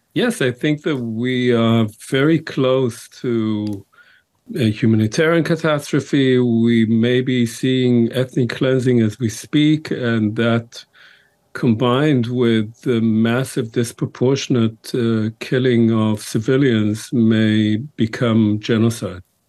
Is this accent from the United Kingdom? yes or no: no; Israel; moved away; I grew up in Israel